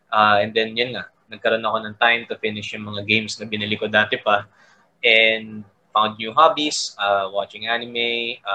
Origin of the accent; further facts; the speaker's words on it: Calabarzon, Philippines; taga Cavite ako